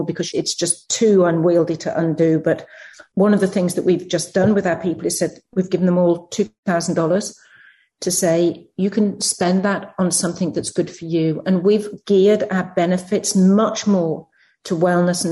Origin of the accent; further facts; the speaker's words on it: United Kingdom; moved away as an adult; now in United States; I come from the UK, as you can probably tell by my accent, and I work in the US now